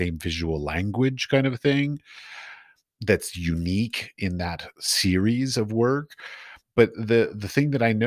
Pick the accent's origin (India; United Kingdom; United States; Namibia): United States; moved away as an adult; now in Europe; I'm from America. I was raised in the American and taught in the American art system